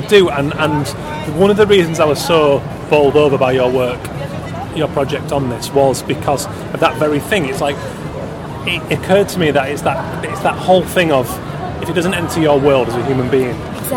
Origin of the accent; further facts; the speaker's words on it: Keighley, Yorkshire and the Humber, United Kingdom; I'm from Keighley, West Yorkshire